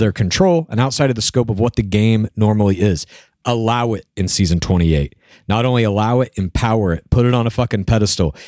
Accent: Dallas, Texas, United States; my hometown, Dallas, Texas

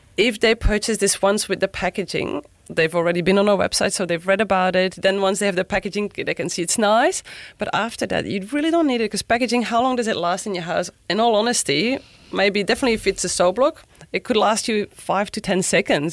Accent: Belgium; English is a second language; moved away as an adult; now in Sunshine Coast, Australia; I grew up in Belgium actually in a family owned hotel

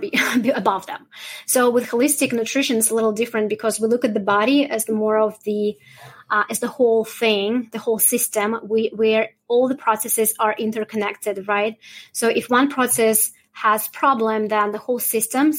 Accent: Russia; now in Canada; I'm originally from Russia

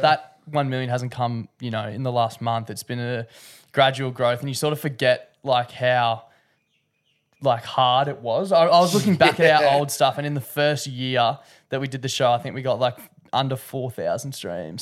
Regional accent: Queensland, Australia; being a Queenslander

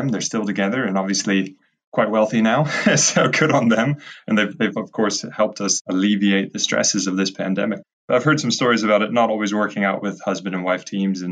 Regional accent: United States; moved away as an adult; also born or lived in Edinburgh / Cambridge; being American

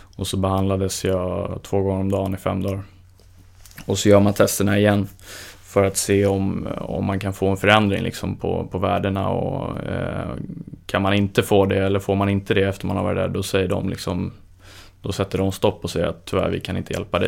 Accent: Stockholm, Stockholm County, Sweden; moved away; eftersom jag är från Stockholm.

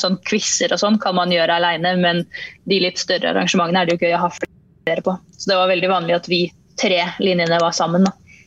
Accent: Tønsberg, Vestfold, Norway; moved away as an adult; now in Gjøvik, Norway; opprinnelig fra Tønsberg slash Nøtterøy

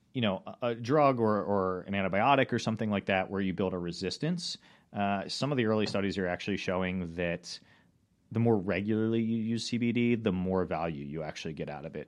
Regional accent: Rocks State Park, near Baltimore, Maryland, United States; I grew up in Rock State Park, which is not terribly far from the city

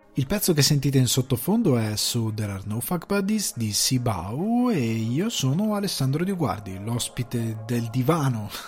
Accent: Italy; moved away as an adult; now in Dublin, Ireland; Io vengo da una piccola città di provincia

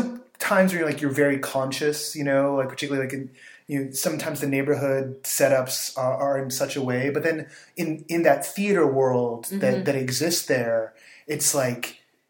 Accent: Bay Area, California, United States; I'm from the Bay Area.

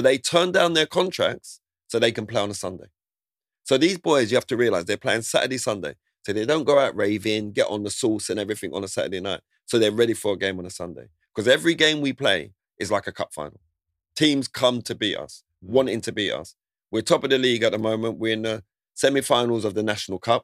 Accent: London, United Kingdom; growing up in Southeast London in Lewisham

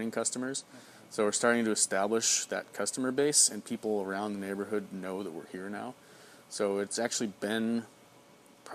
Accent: Chicago, Illinois, United States; now in Beaverton, United States; I'm from the Midwest, from Chicago.

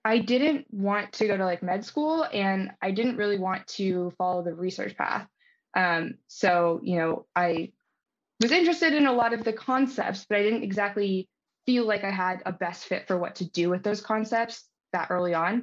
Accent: Baltimore, Maryland, United States; moved away as an adult; also born or lived in California; I'm from Baltimore, Maryland. I was, you know, very happy with growing up in that environment.

